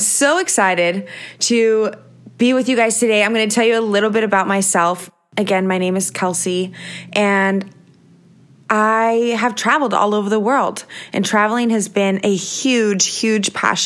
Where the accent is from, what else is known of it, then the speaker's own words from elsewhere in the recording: Visalia, California, United States; also born or lived in San Diego, California; I grew up in Visalia, California